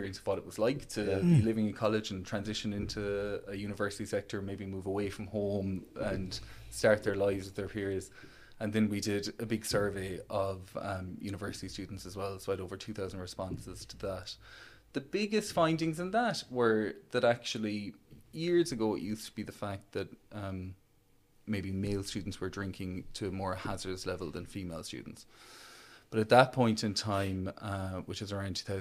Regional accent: County Clare, near Ballyvaughan, Munster, Ireland; moved away as an adult; now in Cork, Ireland; I grew up in Arclear, close to Ballyvaughan, so almost on the Galway border

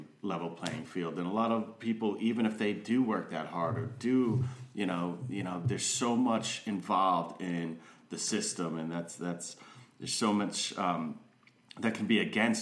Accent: New England, United States; moved away as an adult; also born or lived in Southern Virginia; I was from New England

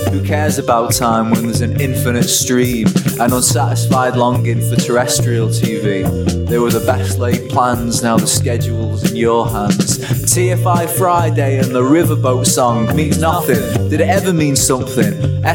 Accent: Frankby, North West England, United Kingdom; also born or lived in Kemmer; little village called Frankby. It's got a farm and a play school and a dog that put me off them for life. I'm also from Kemmer, yeah I know.

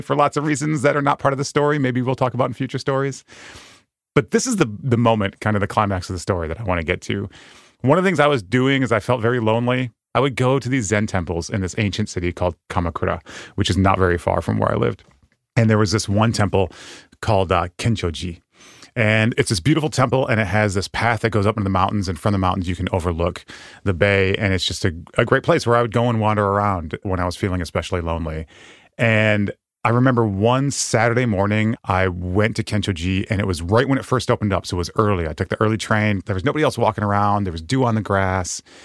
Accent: Western Michigan, United States; moved away as an adult; also born or lived in Japan; I grew up in Western Michigan

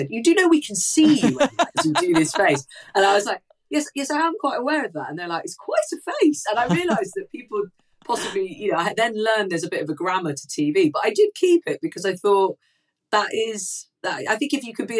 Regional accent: Manchester, North West England, United Kingdom; as a Mancunian

